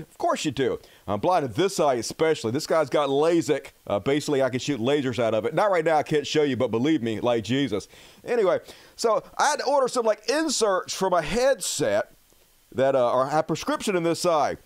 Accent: United States; I'm an American

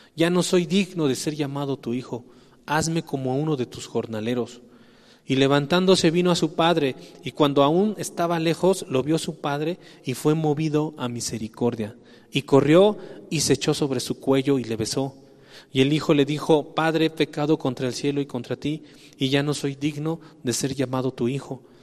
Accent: Mexico; somos mexicanos

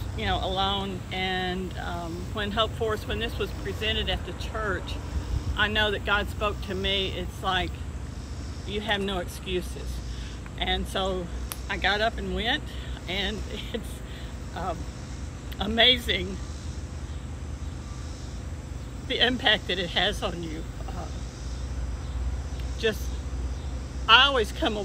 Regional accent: Smyrna, Tennessee, United States; I'm from Smyrna, Tennessee

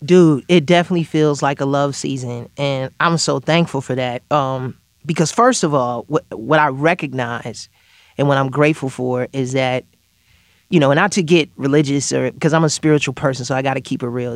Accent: Chicago, Illinois, United States; even from my hometown, Chicago

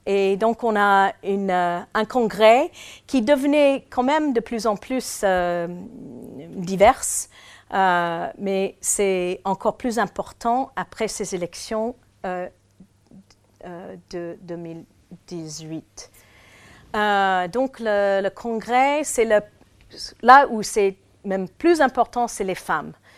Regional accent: United States; French is a second language; chez nous aux États-Unis

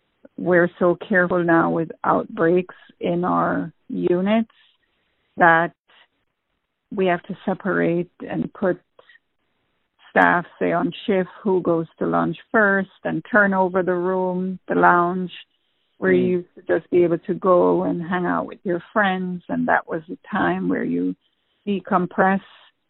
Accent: Jamaica; moved away as an adult; I always wanted to be a nurse, but I went into a hospital in Jamaica once, and I don't know if it was the smell or what, and I fainted.

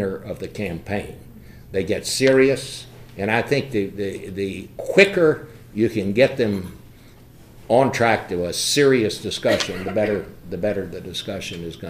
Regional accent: Fort Worth, Texas, United States; I went to high school in Fort Worth

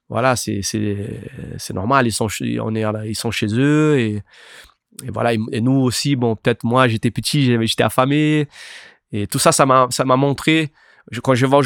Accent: Itacoatiara, Rio de Janeiro, Brazil; now in France; on vient de Itacoatiara. C'est là d'où vient les surfeurs Bruno Santos et Guilherme Merdi. Voilà, eux ils viennent de cette, même endroit-là. Donc on a, grandi là en fait. On a commencé à surfer là. Euh, du coup, ben, on est venu en France

